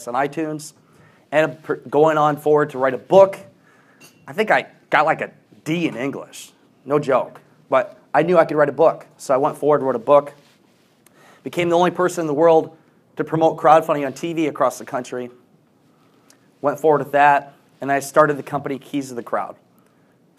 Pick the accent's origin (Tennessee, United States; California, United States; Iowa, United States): Iowa, United States; Gardnerville; I'm a kid from Gardnerville, Iowa. 750 people in my town